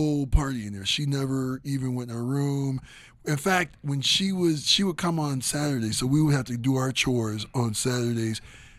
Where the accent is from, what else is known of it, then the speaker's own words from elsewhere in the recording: Twinsburg, Ohio, United States; I grew up in Twinsburg. My parents lived on, like, an acre of land.